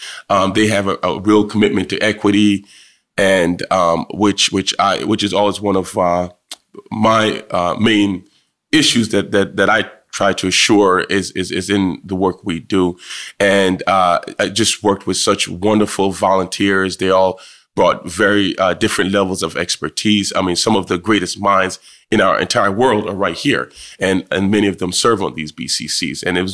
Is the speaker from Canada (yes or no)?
no; Jamaica; where I grew up in Jamaica was extremely rural. Rural to the point where we didn't even have indoor plumbing.